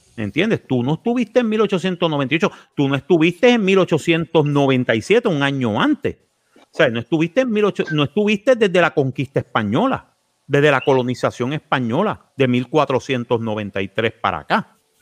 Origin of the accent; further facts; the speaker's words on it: Puerto Rico; Somos una colonia